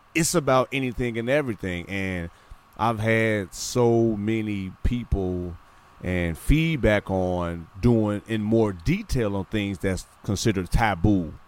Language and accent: English; Midwest, United States; born and raised in the Midwest